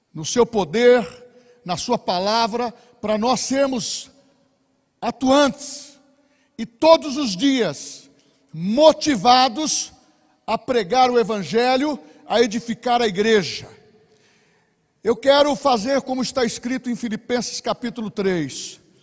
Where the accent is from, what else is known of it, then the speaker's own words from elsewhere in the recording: Bauru, São Paulo, Brazil; Nós somos de Bauru, lá do interior de São Paulo